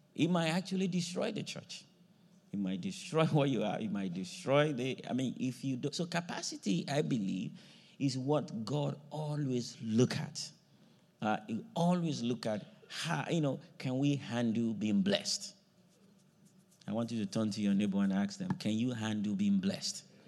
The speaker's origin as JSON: {"language": "English", "country": "Nigeria", "tie": "born or raised there", "moved": "yes", "said": "I grew up in a farming area, you know, the part of the country I grew up from in Nigeria was farming area"}